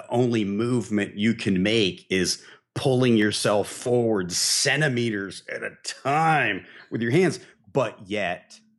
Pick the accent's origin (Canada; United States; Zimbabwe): United States; Midwest; I grew up in the Midwest, okay?